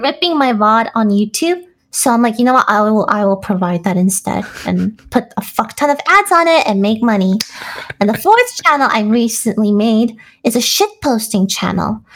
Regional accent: New Jersey, United States; moved away as an adult; also born or lived in New York; now in California, United States; I was in New Jersey

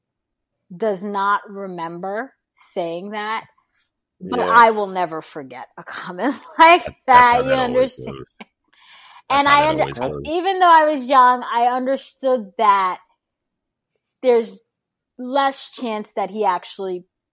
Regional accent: New York City, New York, United States; also born or lived in Brooklyn; I was born in Brooklyn. When we moved to Queens, I mean, we were called the N-word every neighborhood we arrived in by the kids

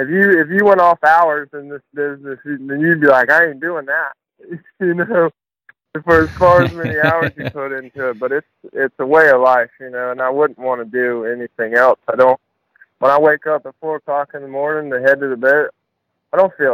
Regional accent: Suffolk, Virginia, United States; I grew up in Suffolk, Virginia

